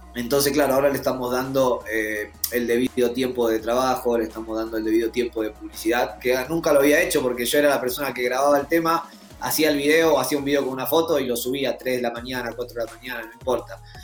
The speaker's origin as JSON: {"language": "Spanish", "country": "Argentina", "said": "nos cruzamos a todos los otros argentinos"}